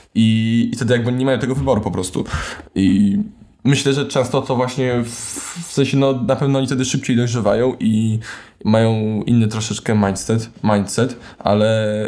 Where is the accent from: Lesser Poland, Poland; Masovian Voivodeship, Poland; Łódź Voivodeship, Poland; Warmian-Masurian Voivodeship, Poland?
Masovian Voivodeship, Poland; Warsaw; Urodzony w Warszawie, przez większość życia mieszkany w Warszawie